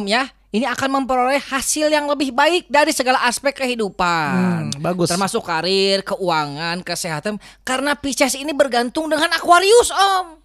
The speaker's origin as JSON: {"language": "Indonesian", "region": "West Java", "country": "Indonesia", "said": "iya dah saya mah Sunda atuh om Melki dah saya mah Sunda atuh"}